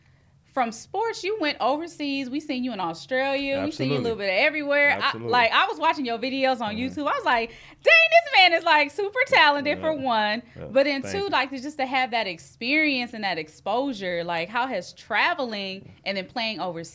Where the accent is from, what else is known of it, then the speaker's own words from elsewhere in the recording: Long Beach, California, United States; Yeah, same for me, too, because I'm from Long Beach, y'all, from the East Side. So growing up, like, I've seen Snoop, like, growing up.